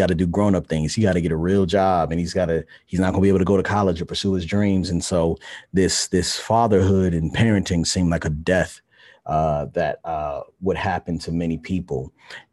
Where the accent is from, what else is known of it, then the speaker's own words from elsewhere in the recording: Baltimore, Maryland, United States; I'm from Baltimore, Maryland